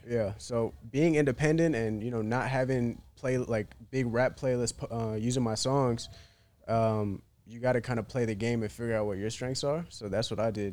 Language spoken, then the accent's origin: English; Chapel Hill, North Carolina, United States; born or raised there; moved away as an adult; also born or lived in Bishop's Stortford, England / Iraqi Kurdistan (parents); now in Miami, United States